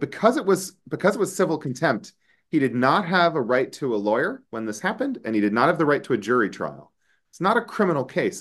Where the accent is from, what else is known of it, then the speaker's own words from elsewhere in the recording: United States; an American attorney and law professor